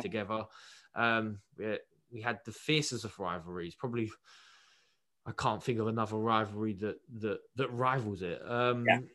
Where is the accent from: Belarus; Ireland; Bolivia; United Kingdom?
United Kingdom; as a Brit